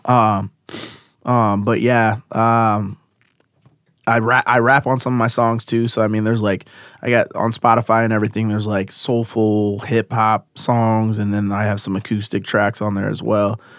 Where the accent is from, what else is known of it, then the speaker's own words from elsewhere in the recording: Davenport, Iowa, United States; I grew up in Davenport